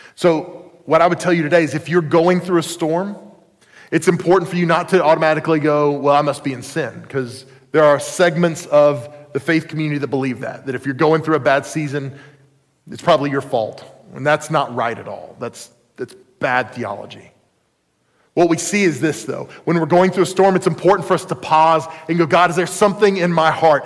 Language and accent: English; United States; I was born in the United States of America